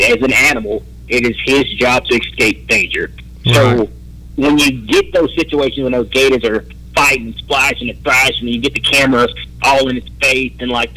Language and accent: English; Louisiana, United States; I come from Louisiana